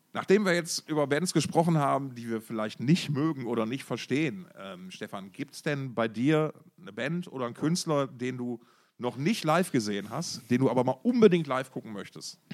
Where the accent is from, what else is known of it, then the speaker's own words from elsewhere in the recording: Essen, North Rhine-Westphalia, Germany; meiner Heimatstadt Essen